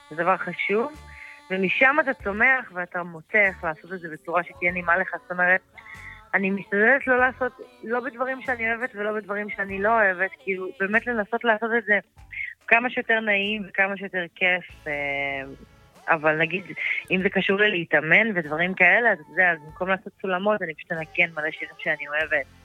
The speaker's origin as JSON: {"language": "Hebrew", "country": "Israel", "tie": "born or raised there", "also_born_or_lived": "Eilat", "said": "נולדתי מה... באילת, כן. אבל לא גדלתי שם. כאילו, ההורים שלי התגרשו והייתי כזה כל הזמן על קו אה, מרכז-דרום."}